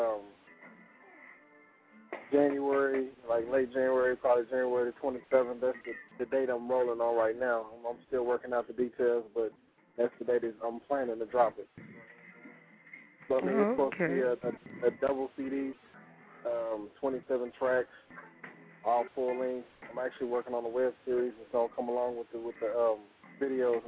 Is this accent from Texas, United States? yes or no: yes; Fort Worth, Texas, United States; I'm from Fort Worth, Texas